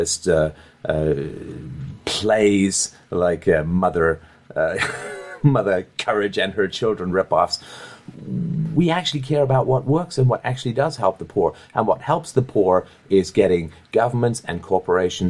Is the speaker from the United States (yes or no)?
no; Canada; I grew up in Canada.